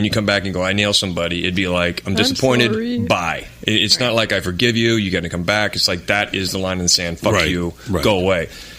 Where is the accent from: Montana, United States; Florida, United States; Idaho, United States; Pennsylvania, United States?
Idaho, United States; moved away as an adult; now in Europe; growing up in Idaho